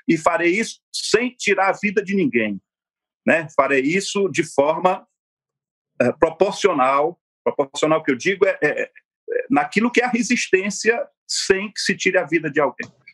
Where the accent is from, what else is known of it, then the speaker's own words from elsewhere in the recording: Sobral, Ceará, Brazil; A terra que eu nasci, a terra que eu me criei, a terra que eu estudei